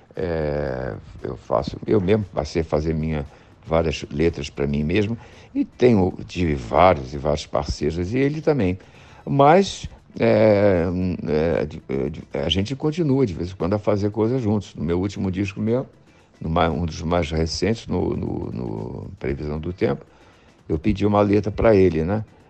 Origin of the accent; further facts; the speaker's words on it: Brazil; eu sou casado no Brasil, sou brasileiro